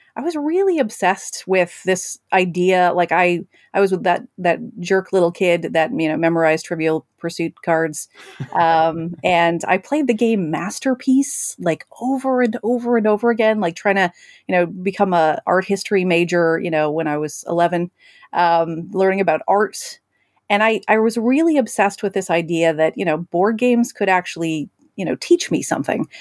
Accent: Alberta, Canada; I'm from Alberta, Canada

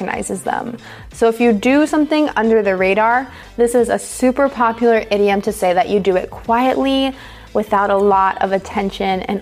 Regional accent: United States; I'm an American English teacher

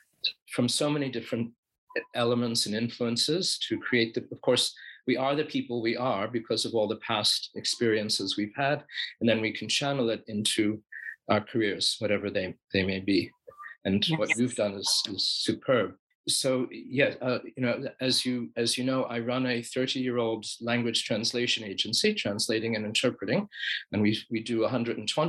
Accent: United States

